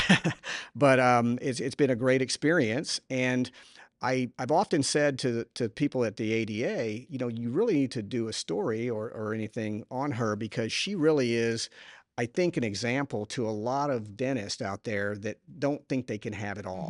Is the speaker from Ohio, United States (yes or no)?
no; Houston, Texas, United States; I am from Houston